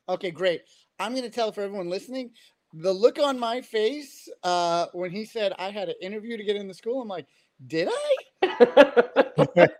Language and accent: English; New York City, New York, United States; I grew up in Queens, New York. If my accent didn't give me away